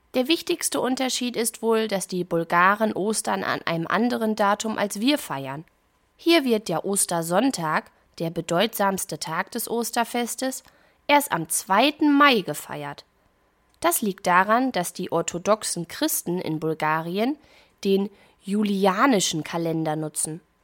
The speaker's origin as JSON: {"language": "German", "country": "Germany", "said": "bei uns in Deutschland"}